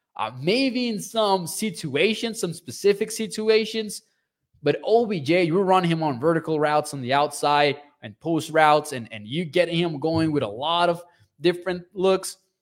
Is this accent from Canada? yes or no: no; Mexico; I'm from Mexico